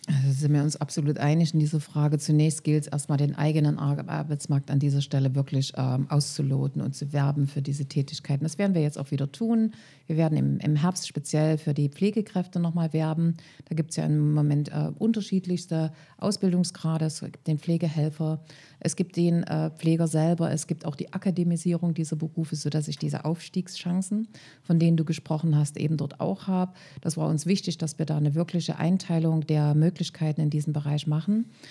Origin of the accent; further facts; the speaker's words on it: Leipzig area, Saxony, Germany; Ich komme ja aus dem Leipziger Raum